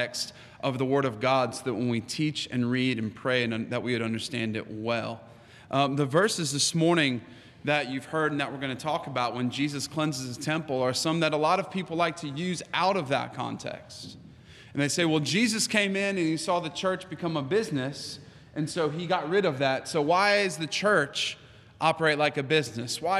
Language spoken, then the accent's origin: English; United States; I am American